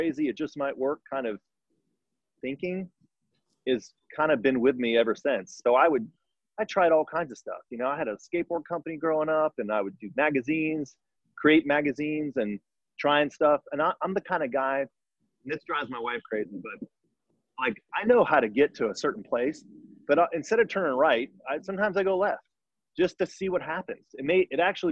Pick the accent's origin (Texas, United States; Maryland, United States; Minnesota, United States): Texas, United States; Richardson; I grew up in Richardson, Texas.